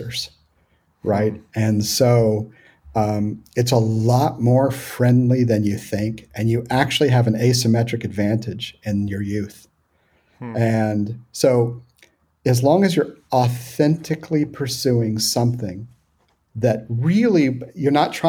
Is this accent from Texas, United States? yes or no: yes; Houston, Texas, United States; also born or lived in Hill Country, Texas; I grew up in Houston